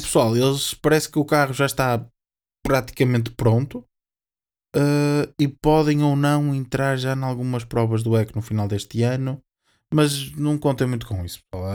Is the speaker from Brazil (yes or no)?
no; Portugal; nós, sendo portugueses